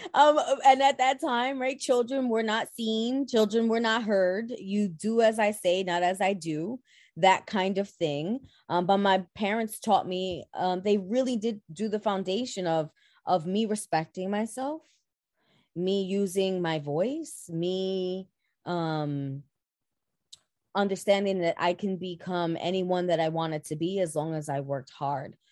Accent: New York City, New York, United States; born and raised in the Boogie Down Bronx. I am a Bronxite at heart.

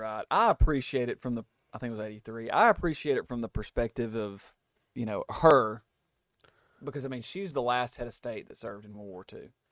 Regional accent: United States; as an American, as somebody that doesn't, like, we don't have royalty here

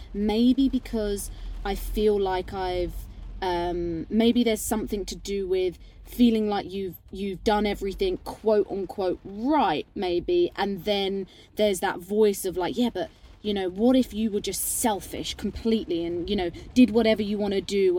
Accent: United Kingdom; I'm half English, half Indian, but I'm very British

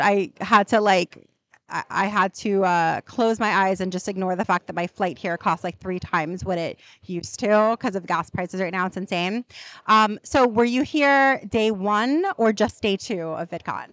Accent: New York, United States; I'm a New Yorker.

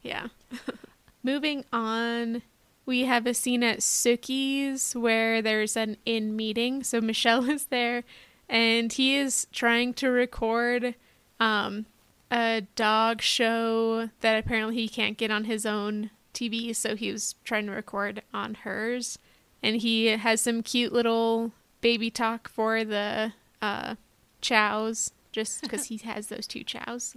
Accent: Los Alamos, New Mexico, United States; I grew up in Los Alamos, New Mexico

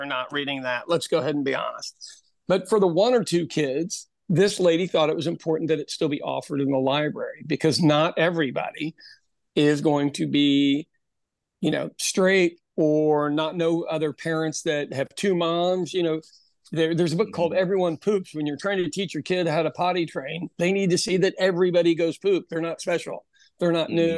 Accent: Kansas City, Missouri, United States; moved away; my hometown, which is a place called Kansas City, Missouri.

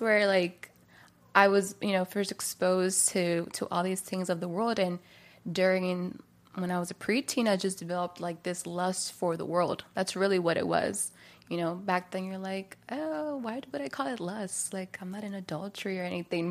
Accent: Maryland, United States; now in California, United States; I'm from Maryland originally, and so I've, you know, was raised there, was born and raised there.

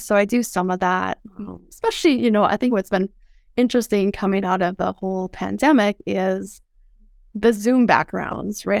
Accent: Mobridge, South Dakota, United States; I grew up in South Dakota

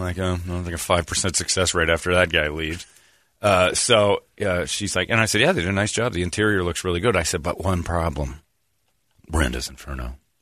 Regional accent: Indiana, United States; I'm from Indiana

